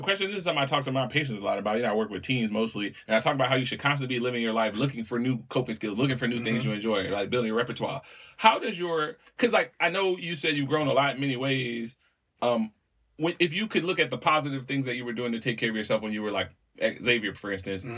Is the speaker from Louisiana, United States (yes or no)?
yes; New Orleans, Louisiana, United States; when I was a little kid growing up in New Orleans